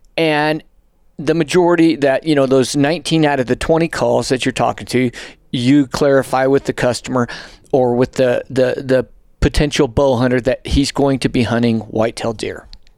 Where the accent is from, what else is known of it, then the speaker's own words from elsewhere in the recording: New Mexico, United States; now in Colorado, United States; because of where I grew up in New Mexico, live in Colorado, you know, to me, that's out my back door.